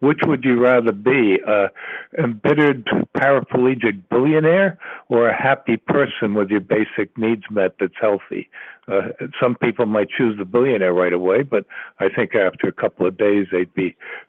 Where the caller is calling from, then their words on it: Virginia, United States; I'm calling from Virginia.